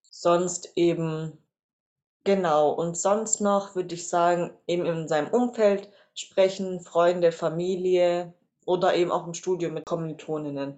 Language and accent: German; Reutlingen, Baden-Württemberg, Germany; Ich bin äh, geboren und aufgewachsen in Reutlingen